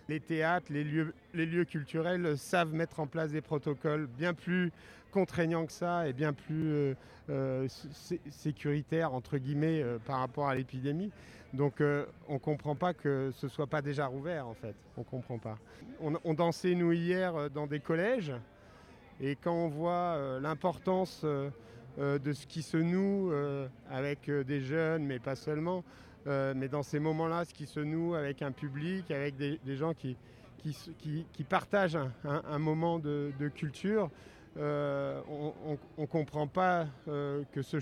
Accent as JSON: {"language": "French", "region": "Kabylie", "country": "Algeria", "said": "je suis un kabyle."}